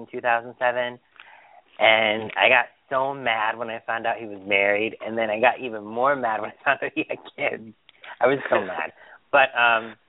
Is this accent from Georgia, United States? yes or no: no; Springfield, Massachusetts, United States; moved away as an adult; also born or lived in Quincy, Massachusetts; I'm from the Springfield area